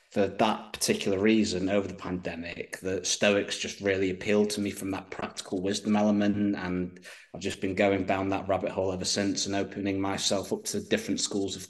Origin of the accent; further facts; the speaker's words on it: United Kingdom; being British myself